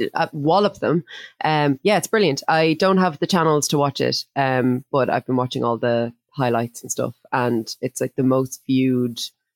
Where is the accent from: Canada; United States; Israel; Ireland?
Ireland; I'm an Irish person